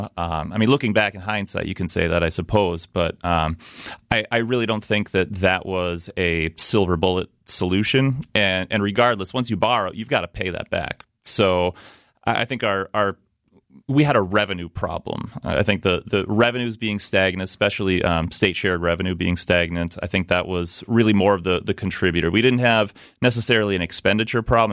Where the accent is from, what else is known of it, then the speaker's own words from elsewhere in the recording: Milwaukee, Wisconsin, United States; I'm a lifelong Milwaukee resident. I grew up on the city's southwest side